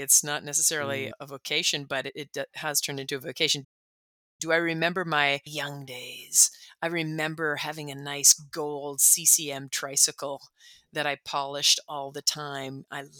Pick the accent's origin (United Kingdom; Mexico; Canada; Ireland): Canada; Calgary, Alberta; born there; now in Toronto, Canada; Originally, I was born in Calgary. We didn't live there very long. My father worked for the government. So we moved around a whole lot from city to city, from province to province.